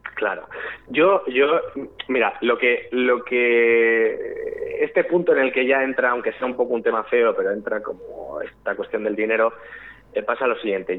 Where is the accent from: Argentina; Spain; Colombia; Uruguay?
Spain; Valladolid, Castile and León; moved away as an adult; now in Madrid, Spain; yo de nacimiento soy madrileño, nazo aquí en Madrid, pero vamos, eh, me crío y crezco en Valladolid